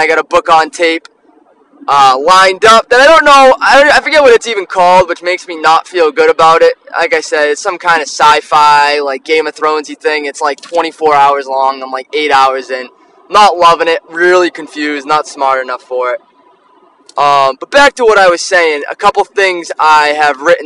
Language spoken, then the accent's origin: English; Taunton, Massachusetts, United States; I'm from Taunton. I'm a townie